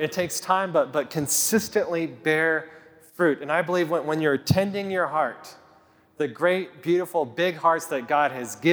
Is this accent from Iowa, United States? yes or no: no; Kit Carson, Colorado, United States; I grew up in Kit Carson, Colorado. We didn't move here till I was in ninth grade